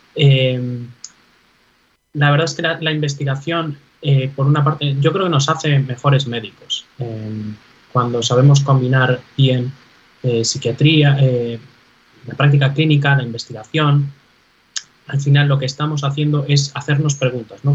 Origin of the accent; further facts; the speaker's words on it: Galicia, Spain; moved away as an adult; also born or lived in Navarre; now in New York, United States; los gallegos somos emigrantes por naturaleza